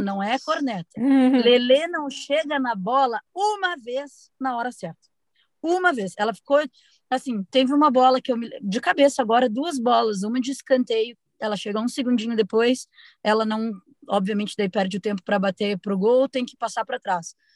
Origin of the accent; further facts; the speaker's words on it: Curitiba, Paraná, Brazil; sou de Curitiba